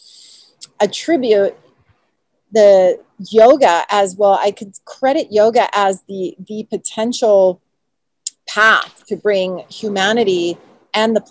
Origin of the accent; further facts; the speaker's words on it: United States; I was born and raised in the United States